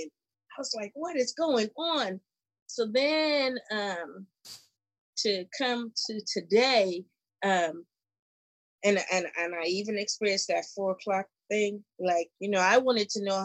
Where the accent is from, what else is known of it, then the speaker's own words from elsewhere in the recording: Bermuda; now in United States; I'm from Bermuda